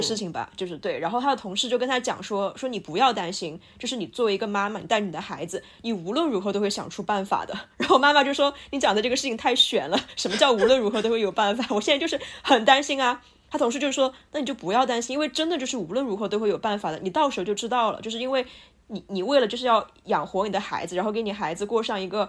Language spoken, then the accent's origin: Chinese; Sichuan, China; 我是一个四川人哟